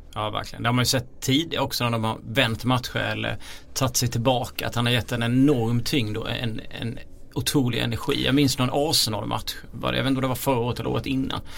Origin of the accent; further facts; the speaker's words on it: Småland, Sweden; accent: Småländska; jag har kommit in med min småländska stämma här